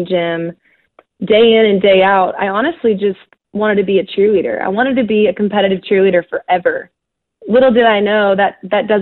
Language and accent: English; Texas, United States; growing up in Texas, and definitely in the area I grew up